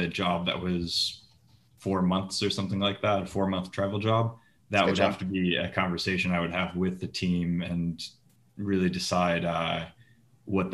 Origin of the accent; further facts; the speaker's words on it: Liverpool, New York, United States; moved away as an adult; also born or lived in Los Angeles, United States; now in Bruges, Belgium; I'm from Liverpool, New York, upstate New York, just down the road from where you're from